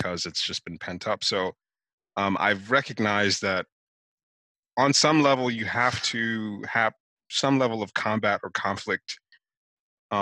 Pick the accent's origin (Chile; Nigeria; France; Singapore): Nigeria; now in United States; growing up in Nigeria